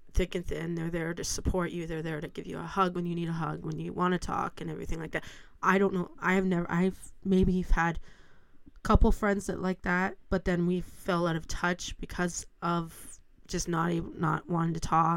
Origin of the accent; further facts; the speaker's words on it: Stratford, Ontario, Canada; I was born and raised in Stratford